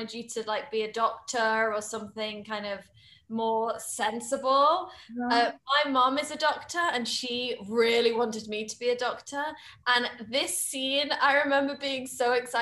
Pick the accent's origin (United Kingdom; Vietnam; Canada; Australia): United Kingdom; as a British woman